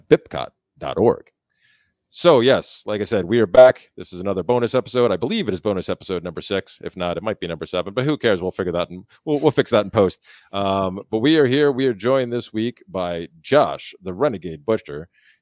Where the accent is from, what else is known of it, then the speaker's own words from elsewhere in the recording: New York, United States; moved away; up in New York, where I'm from originally